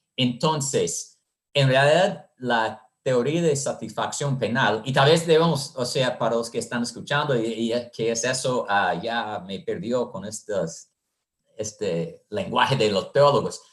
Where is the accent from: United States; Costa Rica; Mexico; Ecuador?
United States; moved away as an adult; also born or lived in Honduras; soy de los Estados Unidos